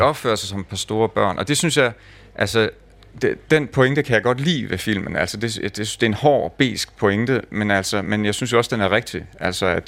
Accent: Lemvig, Central Denmark Region, Denmark; min opvækst i Lemvi

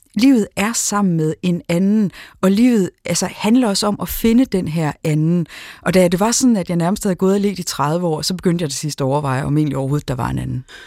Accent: Aarhus, Central Denmark Region, Denmark; Aarhus, hvor jeg er fra

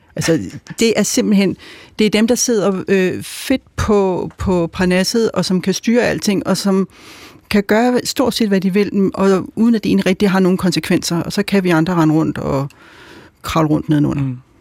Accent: Albertslund, Capital Region of Denmark, Denmark; jeg voksede op med i Alberslund i 70'erne

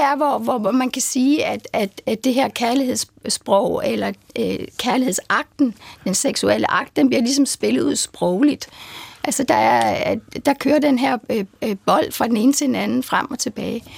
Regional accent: Horsens, Central Denmark Region, Denmark; jeg kommer fra Horsens

